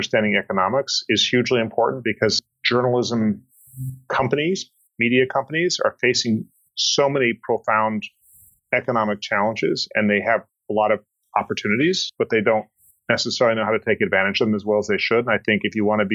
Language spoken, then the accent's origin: English; Colorado, United States; I grew up in Colorado